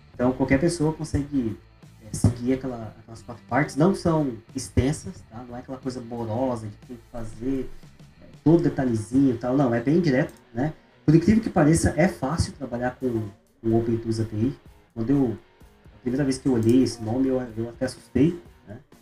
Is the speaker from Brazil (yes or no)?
yes; interior of São Paulo, Brazil; moved away as an adult; also born or lived in Ribeirão Preto / Florianópolis; now in Maringá, Brazil; Eu sou do interior de São Paulo